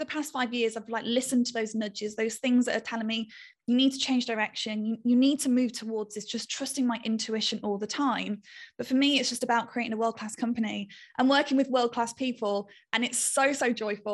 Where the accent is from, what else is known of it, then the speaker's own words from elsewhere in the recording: United Kingdom; I'm a Brit